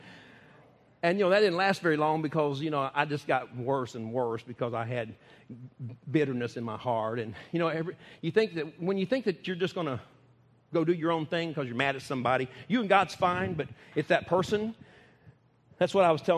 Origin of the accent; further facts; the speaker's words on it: Texas, United States; I never say I'm from the United States. I tell them I'm from Texas